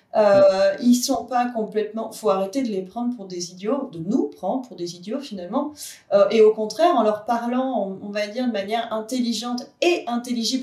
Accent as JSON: {"language": "French", "country": "France", "said": "on est français"}